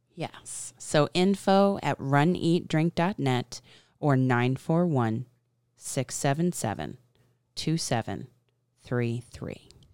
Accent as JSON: {"language": "English", "region": "the South", "country": "United States", "said": "I am a Southern girl"}